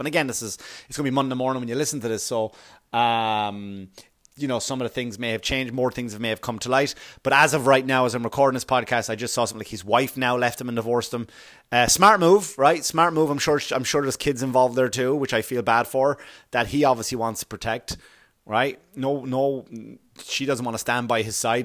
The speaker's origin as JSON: {"language": "English", "country": "Ireland", "tie": "born or raised there", "moved": "yes", "said": "I grew up in Ireland, of course, right, where the police force is something totally different"}